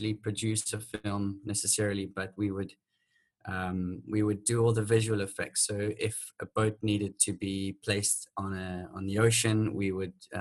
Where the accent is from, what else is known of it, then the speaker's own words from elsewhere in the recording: Manicaland, Zimbabwe; moved away as an adult; also born or lived in South Africa / United Kingdom; now in Mauritius; I grew up with them and their family with my biological sister in Zimbabwe.